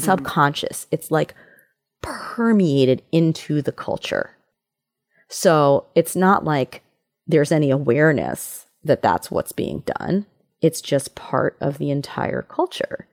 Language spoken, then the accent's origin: English; New York City, New York, United States; I grew up in New York City